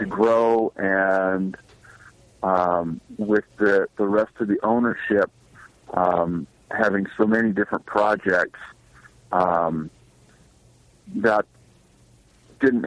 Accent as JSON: {"language": "English", "town": "Eugene", "region": "Oregon", "country": "United States", "tie": "born or raised there", "said": "I'm originally from Oregon, but not. I didn't grow up on the coast. I grew up in the Eugene area"}